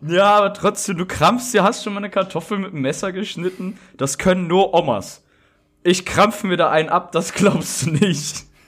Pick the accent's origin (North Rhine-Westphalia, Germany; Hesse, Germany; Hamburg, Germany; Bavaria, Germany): North Rhine-Westphalia, Germany; Rheda-Wiedenbrück; moved away; in meiner Heimatstadt, wo ich herkomme, aus Redenbrück